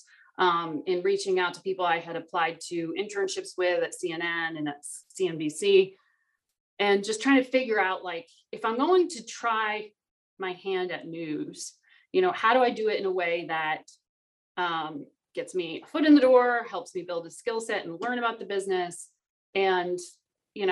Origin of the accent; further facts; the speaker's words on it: Connecticut, United States; moved away; I grew up in Connecticut in the suburbs of New York